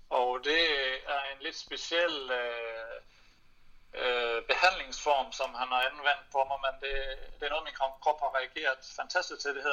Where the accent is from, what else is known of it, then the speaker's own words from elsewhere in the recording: Denmark; moved away; når jeg er på besøg for familie og slægt hjemme i Danmark